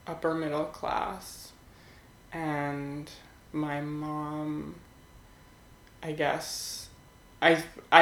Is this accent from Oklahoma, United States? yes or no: no; New Jersey, United States; also born or lived in Philadelphia, Pennsylvania; now in New York City, United States; I was born in Philadelphia, and I grew up in the suburbs of Philly in New Jersey, South Jersey.